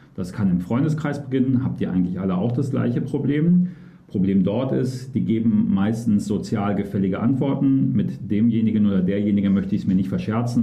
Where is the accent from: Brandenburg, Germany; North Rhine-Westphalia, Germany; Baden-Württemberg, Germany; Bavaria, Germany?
North Rhine-Westphalia, Germany; Cologne; gebürtiger Kölner